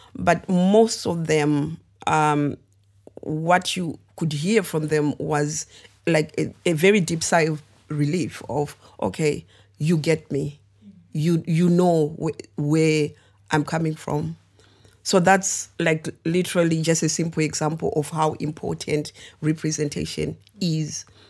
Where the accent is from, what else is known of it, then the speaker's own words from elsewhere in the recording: Zimbabwe; also born or lived in United Kingdom; now in Coventry, United Kingdom; I am originally born and raised in Zimbabwe, but um, yeah, I moved to the UK about 22 years ago now.